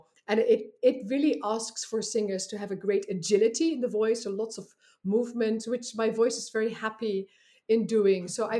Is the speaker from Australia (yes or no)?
no; Netherlands; English is a second language; moved away as an adult; Yeah, so I came here from the Netherlands about 12 years ago, and I was going to just be here for 1 year.